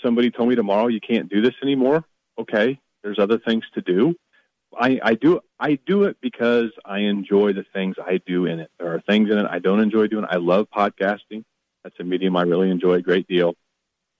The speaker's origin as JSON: {"language": "English", "town": "West Branch", "region": "Iowa", "country": "United States", "tie": "born or raised there", "also_born_or_lived": "Kansas City", "moved": "yes", "said": "we moved to West Branch, my hometown, in 2000"}